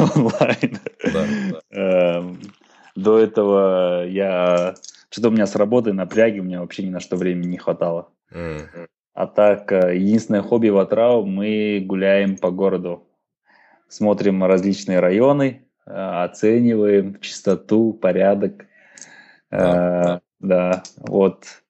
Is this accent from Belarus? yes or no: no; Kazakhstan; мы, казахи, хоть и намады